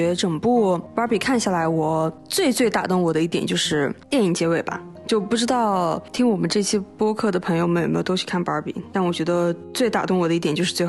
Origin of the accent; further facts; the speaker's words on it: Xinjiang, China; 我们新疆人前后鼻音就是不分了。